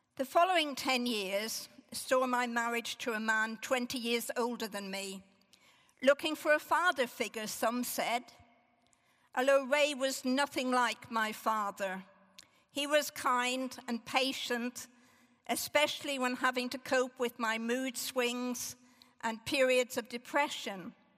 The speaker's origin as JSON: {"language": "English", "region": "Northern Ireland", "country": "United Kingdom", "tie": "born or raised there", "said": "As a young child growing up in Northern Ireland"}